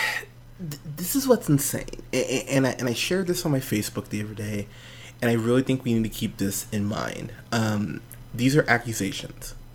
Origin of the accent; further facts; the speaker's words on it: Pismo Beach, California, United States; I grew up in Pismo Beach, California.